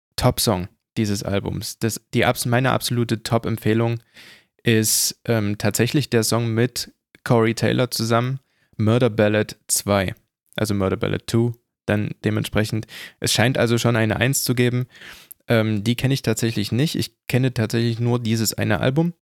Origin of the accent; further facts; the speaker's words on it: Germany; bei uns in Deutschland